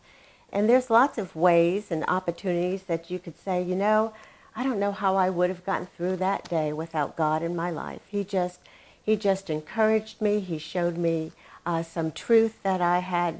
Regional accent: New England, United States; now in Dallas, United States; I grew up in New England, and it was a very closed environment.

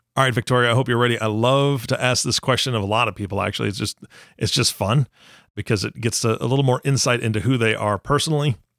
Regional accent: Taiwan; I was born in Taiwan

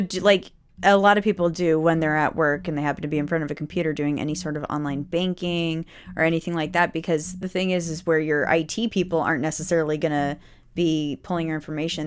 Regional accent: United States; we as American people

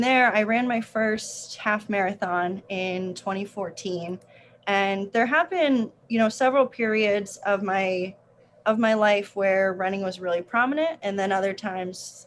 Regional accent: New Jersey, United States; now in Charlotte, United States; I'm originally from New Jersey, small town, right on the border of New Jersey and Pennsylvania. And growing up, I played a lot of sports

